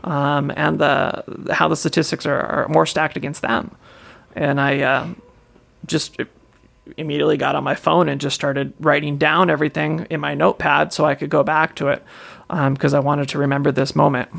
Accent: Washington, United States; I'm from Washington

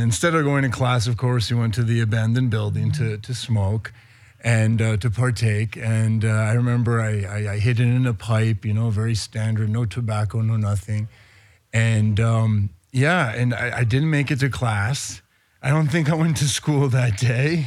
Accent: Spain; also born or lived in New York; now in Los Angeles, United States; I was born in New York, emigrated to Spain when I was very young. I was eight. Having grown up in Spain

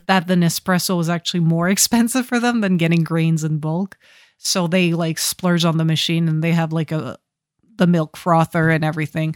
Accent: Ottawa, Ontario, Canada; growing up in Ottawa

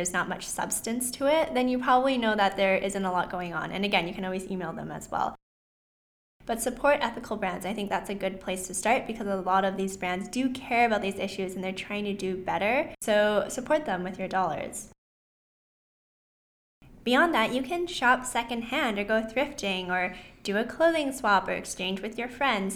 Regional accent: Vancouver, British Columbia, Canada; I was also born and raised in Vancouver, Canada, so I am Canadian

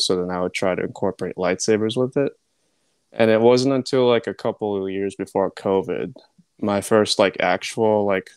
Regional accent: Philippines; I'm Filipino

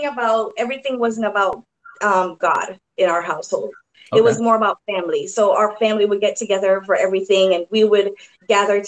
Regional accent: Kingston, Jamaica; I was born in Jamaica, Kingston, Jamaica, and I went to a Catholic school called Holy Childhood.

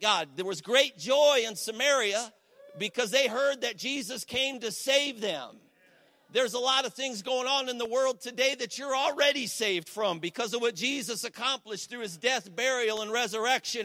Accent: Cleveland, Ohio, United States; moved away as an adult; now in Ashtabula, United States; I'm from the Cleveland area originally. I live in Ashtabula now

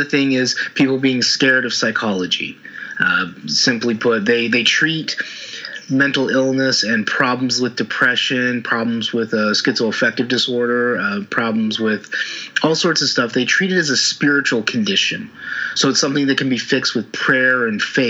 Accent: Utah, United States; moved away as an adult; also born or lived in Oregon; I was born in Utah, in the States

